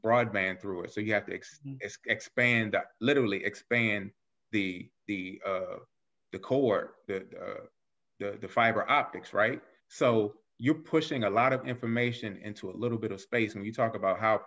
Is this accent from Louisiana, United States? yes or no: no; Alexandria, Virginia, United States; I grew up in Arlandria, Chitilagua